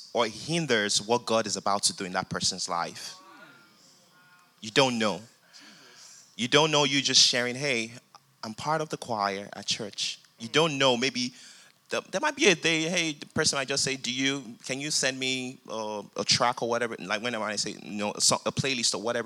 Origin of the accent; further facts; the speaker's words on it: Nigeria; now in United States; I grew up in Nigeria, came down to the United States